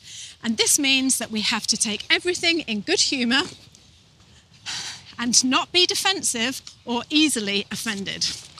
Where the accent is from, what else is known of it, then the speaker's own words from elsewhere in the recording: South Africa; I am from South Africa, and I can tell you straight up